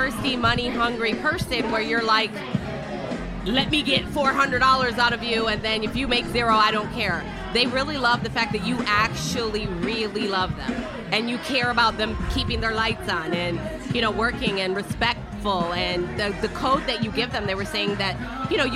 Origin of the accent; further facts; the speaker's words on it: Michigan, United States; now in Tampa, United States; we're from Michigan, but she's happy that this is our home now